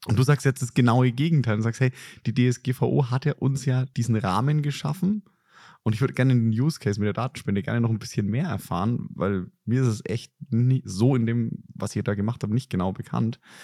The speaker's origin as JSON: {"language": "German", "country": "Germany", "said": "als Deutsche"}